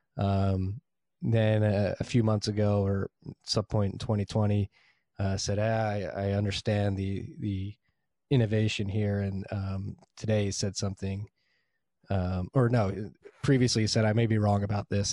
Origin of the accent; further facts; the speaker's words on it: Philadelphia, Pennsylvania, United States; I'm from Northeast Philly